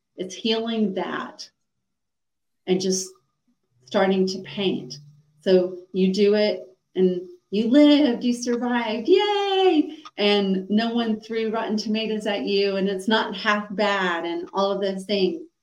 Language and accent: English; Atlanta, Georgia, United States; I grew up in Atlanta, Georgia